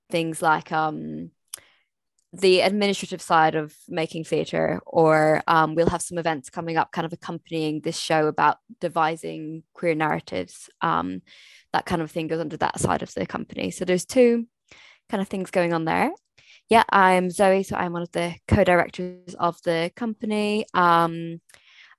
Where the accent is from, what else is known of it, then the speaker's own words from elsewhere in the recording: Scotland, United Kingdom; I'm from Scotland